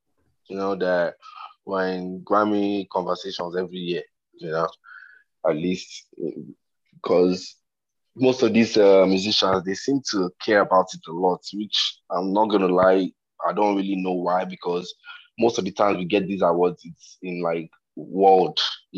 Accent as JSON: {"language": "English", "country": "Nigeria", "said": "I'm Nigerian"}